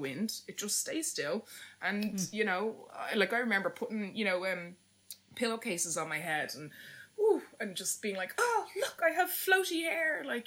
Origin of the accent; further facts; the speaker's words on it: Ireland; as Irish people